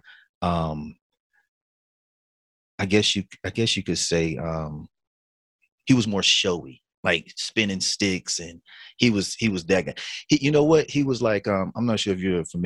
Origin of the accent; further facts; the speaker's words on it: Butner, North Carolina, United States; I'm from Butner, North Carolina. That's Granville County